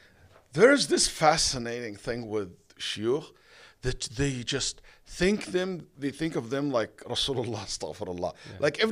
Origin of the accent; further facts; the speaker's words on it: Saudi Arabia; English is a second language; moved away as an adult; also born or lived in Egypt; now in United States; I was born in Egypt, raised in Saudi Arabia, all my life in the Middle Eastern countries. When I went to America, I barely can speak English.